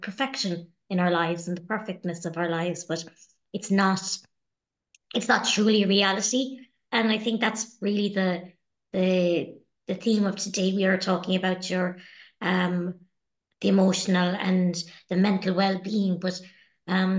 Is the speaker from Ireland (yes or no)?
yes; Ireland; as Irish people